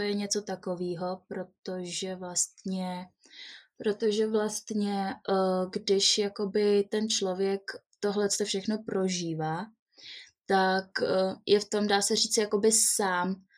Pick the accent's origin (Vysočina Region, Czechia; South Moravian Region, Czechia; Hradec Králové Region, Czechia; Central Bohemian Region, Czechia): Vysočina Region, Czechia; Jihlava; also born or lived in Prague; Jsem z Jihlavy, Narodila jsem se v České republice